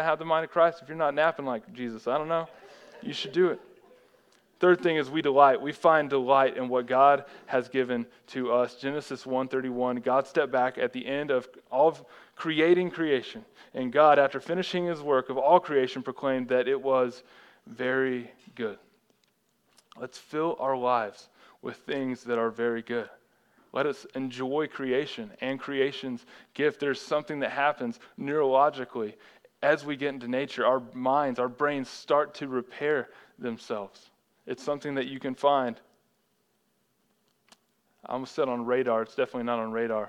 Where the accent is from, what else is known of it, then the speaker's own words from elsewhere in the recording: Texas, United States; growing up in Texas, anytime it would snow over half an inch, like the whole state would shut down.